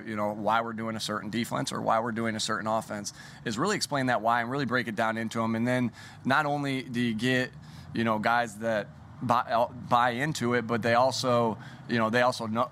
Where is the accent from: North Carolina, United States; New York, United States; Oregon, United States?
New York, United States; when I was growing up in New York